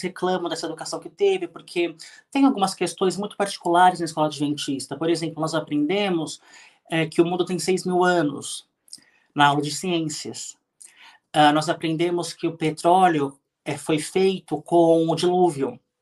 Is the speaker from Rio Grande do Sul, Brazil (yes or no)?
no; São Paulo, Brazil; nasci em São Paulo, cresci no Ipiranga, bairro aqui de São Paulo